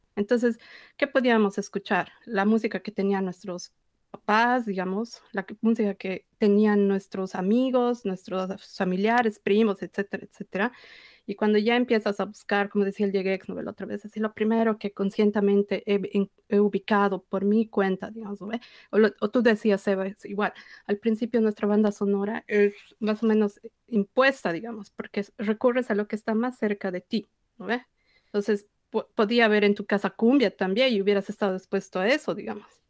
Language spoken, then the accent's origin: Spanish; Bolivia; como bolivianos